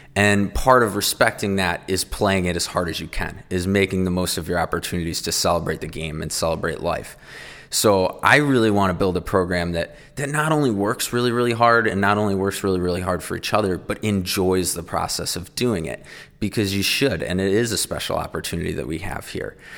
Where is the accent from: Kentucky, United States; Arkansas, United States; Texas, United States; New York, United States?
New York, United States; Syracuse; moved away as an adult; also born or lived in Maryland / Colorado; now in Monmouth, Illinois, United States; I always thought growing up in Syracuse, Syracuse was almost like the beginning or edge of the Midwest